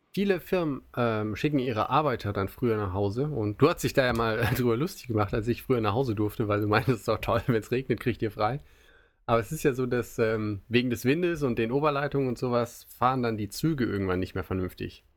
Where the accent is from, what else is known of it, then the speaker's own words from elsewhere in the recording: Germany; now in Japan; als Deutsche